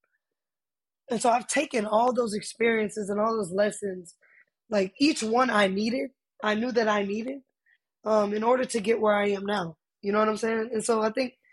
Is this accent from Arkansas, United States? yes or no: no; Austin, Texas, United States; moved away as an adult; I'm originally from Austin, Texas, born and raised